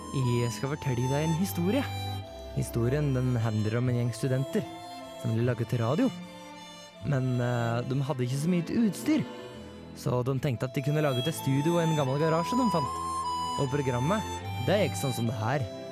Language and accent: Norwegian; Eastern Norway, Norway; Jeg er ikke fra Vestlandet, jeg er, fra, jeg er østlending.